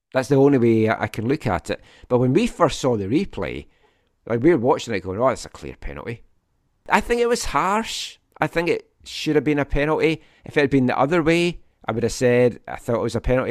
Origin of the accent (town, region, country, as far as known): Scotland, United Kingdom; now in Vancouver, Canada